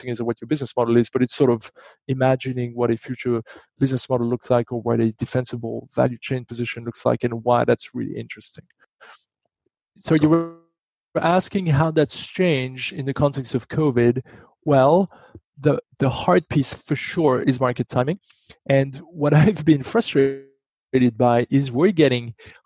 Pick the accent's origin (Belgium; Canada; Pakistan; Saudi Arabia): Belgium; moved away; I'm from Belgium